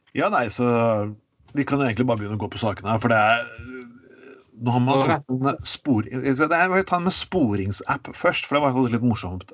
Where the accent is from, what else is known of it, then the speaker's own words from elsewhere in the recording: Telemark, Norway; kommer jeg fra Telemark